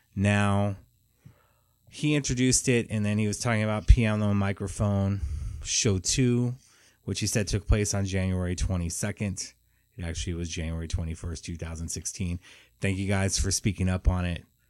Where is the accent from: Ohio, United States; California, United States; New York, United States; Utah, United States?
California, United States; Los Angeles; I'm from Los Angeles